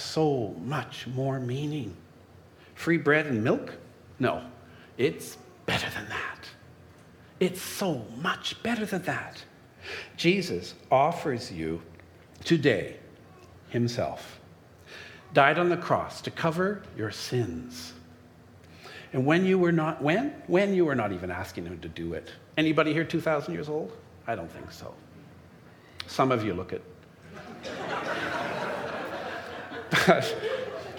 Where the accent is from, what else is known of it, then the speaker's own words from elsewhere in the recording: Timmins, Ontario, Canada; growing up in Timmins